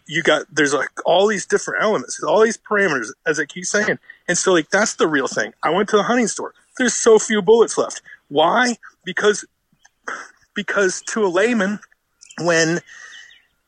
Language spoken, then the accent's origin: English; United States; also born or lived in Richmond, Virginia; I'm American